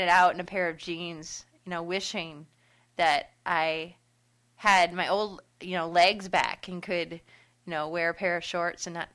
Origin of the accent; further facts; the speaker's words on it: Detroit, Michigan, United States; now in Grand Rapids, United States; I grew up in Metro Detroit, and I'm living in West Michigan now over in Grand Rapids